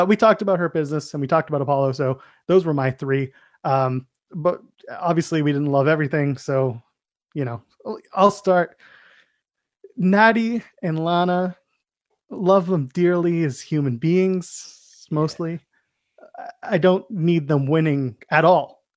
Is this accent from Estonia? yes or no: no; Canada; we're Canadian